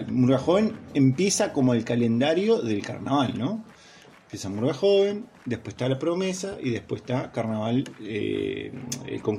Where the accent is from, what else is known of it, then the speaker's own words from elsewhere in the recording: Córdoba, Argentina; Yo soy un cordobés, yo soy un cordobés de, las altas serranías cordobesas.